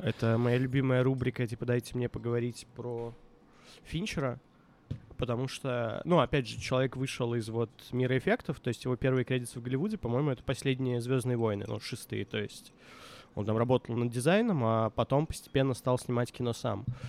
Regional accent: Minsk, Belarus; moved away; also born or lived in Moscow; я вот рос в Минске на квартире на проспекте

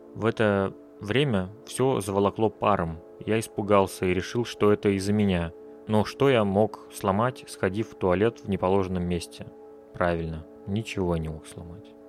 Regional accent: Russia; born or raised there; moved away as an adult; now in Riga, Latvia

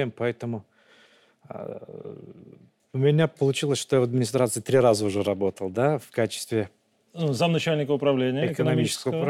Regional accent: Vitebsk Region, Belarus; Витебский район, да.

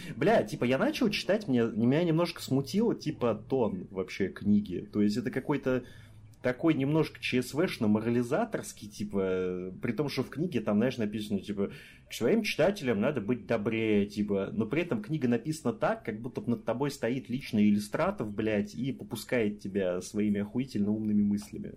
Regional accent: Rostov-on-Don, Rostov Oblast, Russia; now in Kaliningrad, Russia; Я обычный ростовский парень

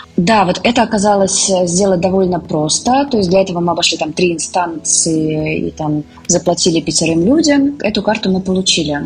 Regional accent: Russia; moved away as an adult; also born or lived in Moscow; now in India; мы из России

